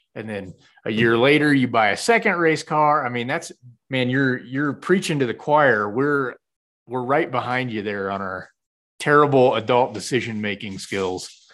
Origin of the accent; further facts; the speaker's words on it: Kansas, United States; moved away; I'm from Kansas